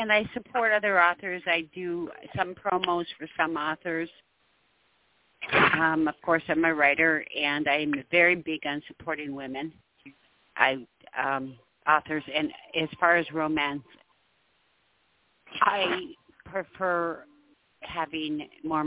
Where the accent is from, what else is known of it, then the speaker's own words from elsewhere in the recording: Minnesota, United States; I grew up in Minnesota